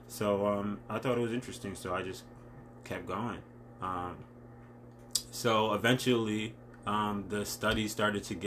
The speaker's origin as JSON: {"language": "English", "town": "Stamford", "region": "Connecticut", "country": "United States", "tie": "born or raised there", "also_born_or_lived": "Stratford, Connecticut", "said": "I was born in Stanford"}